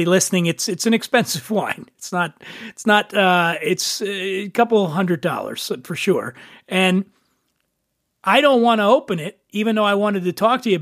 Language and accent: English; Philadelphia, Pennsylvania, United States; Me growing up in Philly